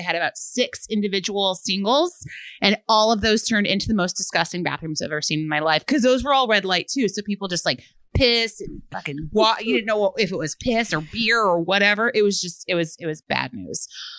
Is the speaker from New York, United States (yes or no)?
no; Chicago, Illinois, United States; I'm from Chicago myself, and I've lived in Logan Square area for 5 years